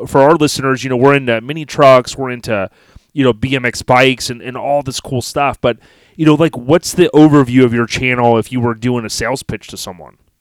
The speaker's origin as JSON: {"language": "English", "region": "Florida", "country": "United States", "tie": "born or raised there", "said": "I grew up in Florida, born and raised"}